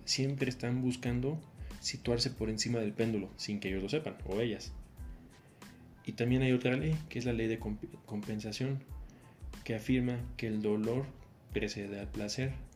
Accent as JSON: {"language": "Spanish", "country": "Mexico", "said": "yo soy de México"}